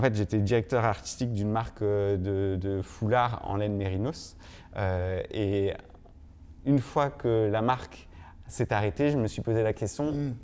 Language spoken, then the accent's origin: French; Normandy, France; je suis né en Normandie